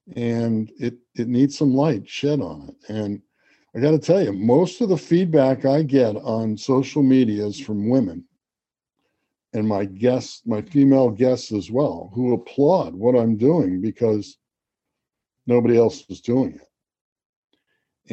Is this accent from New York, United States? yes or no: yes; Garden City, New York, United States; I grew up on Long Island. I went to Garden City High School.